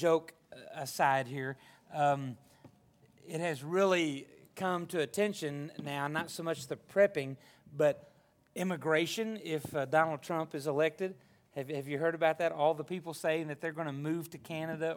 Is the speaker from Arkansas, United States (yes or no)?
yes; Arkansas, United States; moved away; I was raised in Arkansas